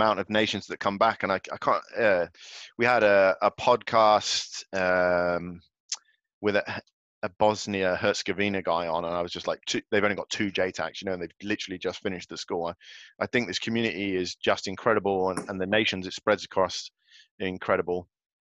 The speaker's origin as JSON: {"language": "English", "town": "Galway", "region": "Connacht", "country": "Ireland", "tie": "born or raised there", "said": "I was born in Galway in the Republic of Ireland, on the west coast of Ireland."}